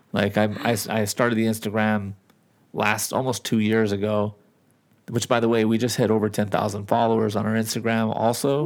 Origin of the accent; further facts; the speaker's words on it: Southern California, United States; moved away as an adult; now in Nevada, United States; I'm from California and the, and I've lived in Nevada for a long time